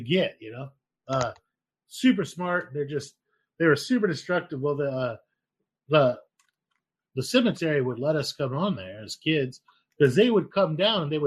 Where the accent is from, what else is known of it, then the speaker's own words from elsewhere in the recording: Idaho, United States; where I grew up in Idaho